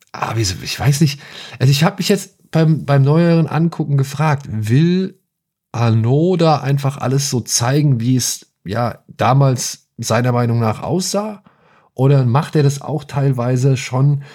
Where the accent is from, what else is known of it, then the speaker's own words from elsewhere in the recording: Hesse, Germany; hier bei uns in Hessen